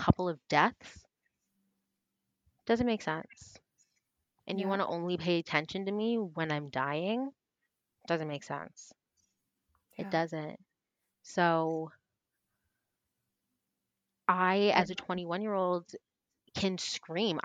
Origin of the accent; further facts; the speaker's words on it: Canada; also born or lived in Toronto; We are Canadian. I am Toronto based